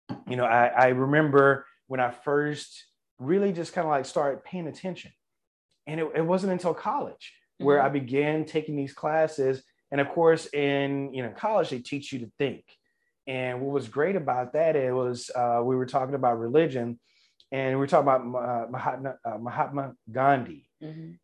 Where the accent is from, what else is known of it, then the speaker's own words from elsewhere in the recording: Louisiana, United States; growing up in Louisiana